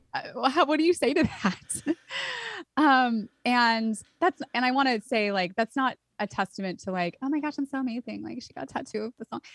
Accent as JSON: {"language": "English", "town": "Santa Cruz", "region": "California", "country": "United States", "tie": "born or raised there", "said": "I grew up in Santa Cruz, California."}